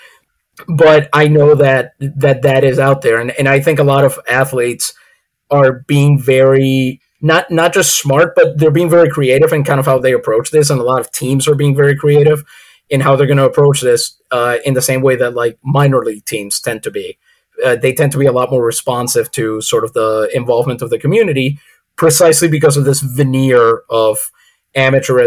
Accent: San Juan, Puerto Rico; now in United States; I'm from San Juan, and I remember a few years back going home

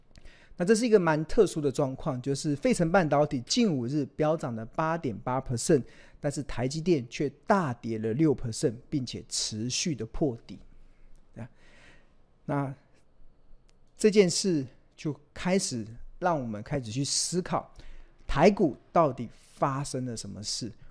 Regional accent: Taiwan; born there; 我们生在台湾，我们我们也不会移民到国外去。

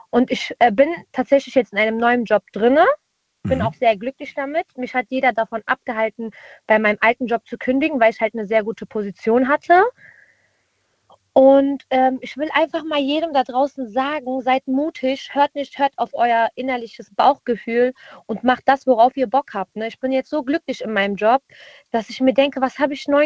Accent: Cologne, North Rhine-Westphalia, Germany; Ich komme aus Köln, die coolste Stadt aus Deutschland, ne?

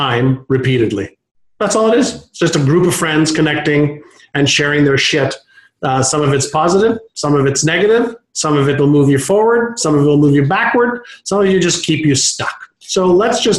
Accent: Montreal, Quebec, Canada; first language Hebrew; English is a second language; also born or lived in Israel; when I moved at 5 years old from Israel to Montreal, I spoke Hebrew

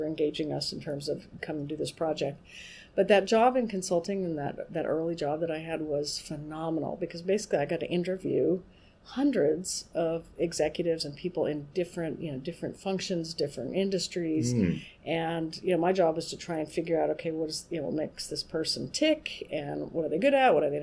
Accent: Albuquerque, New Mexico, United States; moved away as an adult; now in Massachusetts, United States; I grew up in Albuquerque, New Mexico

